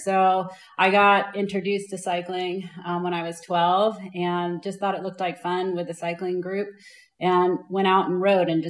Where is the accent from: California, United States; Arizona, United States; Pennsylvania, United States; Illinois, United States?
California, United States; Los Angeles; also born or lived in Milwaukee, Wisconsin / Ventura, California / Europe; So I was born there and then we moved to California. So I grew up in Los Angeles, but my dad joined the military. And so we traveled around a bit after that, lived in Europe for a while.